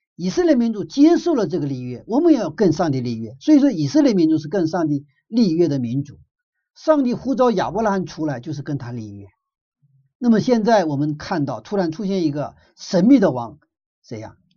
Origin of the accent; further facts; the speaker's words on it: China; 我们中国人